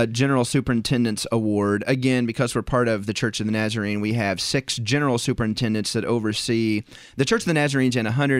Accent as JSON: {"language": "English", "town": "Sterling", "region": "Illinois", "country": "United States", "also_born_or_lived": "Green Bay, Wisconsin", "said": "We came from Sterling, Illinois."}